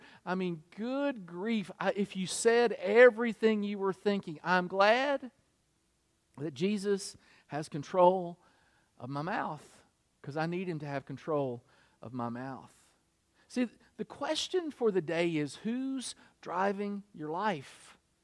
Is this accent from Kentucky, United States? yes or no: yes; Kentucky, United States; also born or lived in Michigan; now in South Carolina, United States; I was from Kentucky. I lived in Michigan.